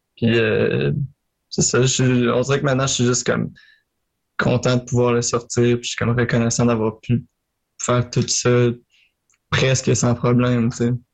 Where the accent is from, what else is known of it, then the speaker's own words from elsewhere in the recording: Marieville, Quebec, Canada; je viens de Marieville en Montérégie, sur la rive sud